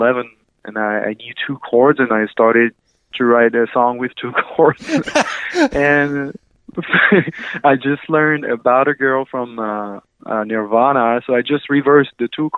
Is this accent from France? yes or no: yes; Dijon, Bourgogne-Franche-Comté, France; accent: French; English is a second language; moved away as an adult; now in Los Angeles, United States; I was born in Dijon, France, in Burgundy, the country of wine and good food in France. Yeah. It's in between Paris and Lyon in the countryside, so there's lots of vineyard and stuff like that.